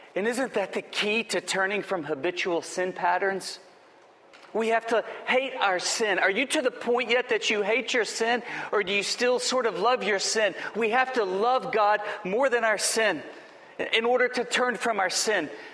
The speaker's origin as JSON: {"language": "English", "town": "Lubbock", "region": "Texas", "country": "United States", "tie": "born or raised there", "said": "I grew up in Lubbock, Texas"}